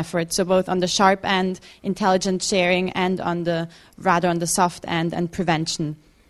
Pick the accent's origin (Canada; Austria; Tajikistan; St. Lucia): Austria; moved away; also born or lived in London; I'm from Austria originally